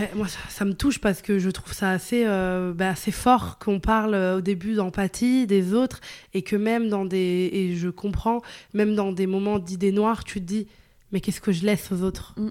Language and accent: French; northern Italy, Italy; French is a second language; also born or lived in Venice; now in Paris, France; je viens d'Italie, tu vois, dans le nord, et c'était pas une très grande ville. Après, j'étais à Venise, mais de base, j'étais dans une toute petite ville